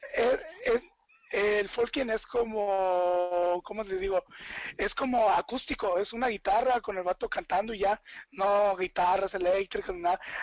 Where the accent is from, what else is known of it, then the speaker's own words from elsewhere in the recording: Chiapas, Mexico; yo soy de Chiapas